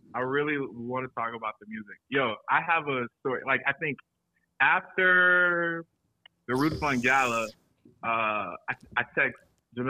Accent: Florence, South Carolina, United States; also born or lived in Charlotte, North Carolina; now in Atlanta, United States; I live here now. I'm originally from Florence, South Carolina

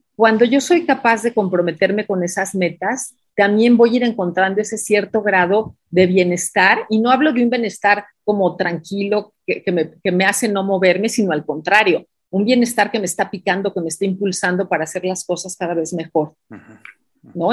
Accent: Mexico; also born or lived in Mexico City; leemos como mexicanos

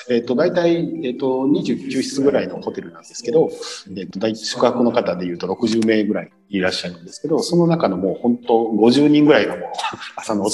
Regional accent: Osaka, Japan; 僕はあの大阪生まれ育ちなので

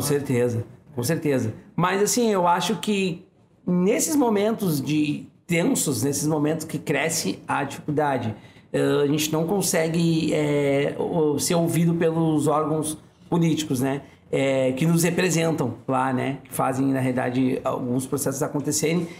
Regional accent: Porto Alegre, Rio Grande do Sul, Brazil; eu sou da Bom Jesus

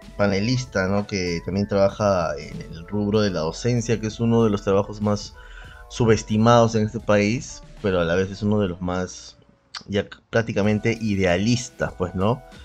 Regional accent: Peru; en el Perú arrastramos mucho como trauma hasta ahora eh, el racismo

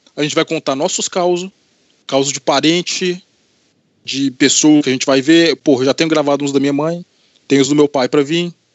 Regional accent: Anápolis, Goiás, Brazil; also born or lived in Governador Valadares, Minas Gerais / Divinópolis, Minas Gerais; eu mudei para Anápolis, Goiás, para casa do meu avô

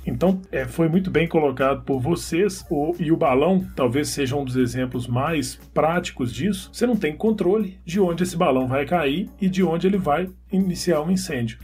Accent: Southeast, Brazil; eu que sou do Sudeste

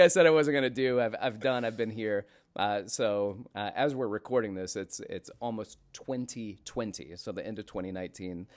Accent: Florence, Alabama, United States; moved away as an adult; also born or lived in Atlanta, Georgia; now in New York City, United States; I grew up in Alabama

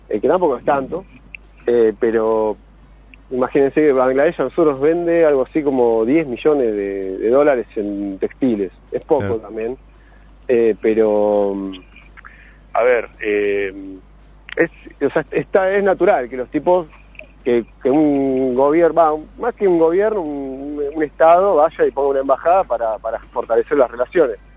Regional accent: Argentina; yo soy de Argentina

